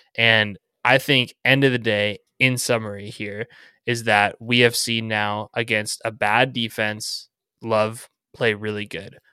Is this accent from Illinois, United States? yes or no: no; Southern California, United States; growing up in Southern California